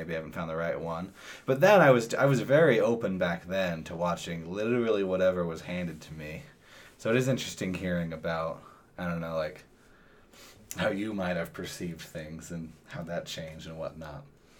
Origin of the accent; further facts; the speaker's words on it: Idaho, United States; I'm from Idaho. I think you can guess who I went to high school with.